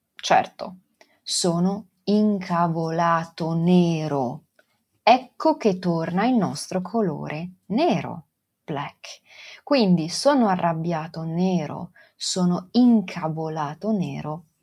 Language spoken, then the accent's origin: Italian; Venice, Veneto, Italy; accent: Venetian dialect; first language Venetian; io sono nata e cresciuta a Venezia e tutta la mia famiglia parla il dialetto veneziano.